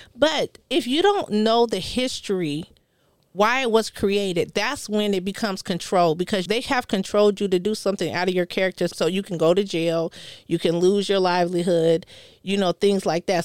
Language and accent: English; Colorado, United States; moved away; I'm from Colorado.